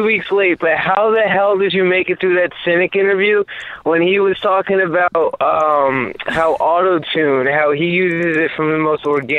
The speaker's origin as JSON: {"language": "English", "region": "New Jersey", "country": "United States", "said": "Oh, I'm from New Jersey."}